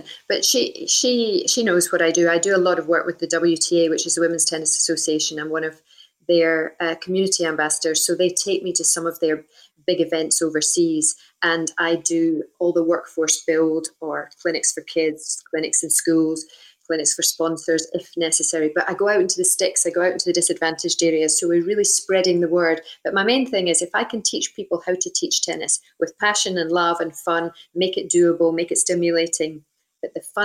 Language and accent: English; Scotland, United Kingdom; from where we came from, you know, very small town in the middle of Scotland